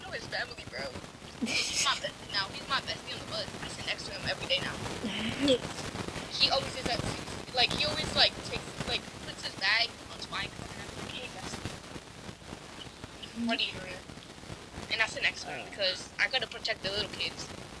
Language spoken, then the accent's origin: English; Geelong, Victoria, Australia; It's because they give us that food because they don't like us. Because we're from Geelong, you already know.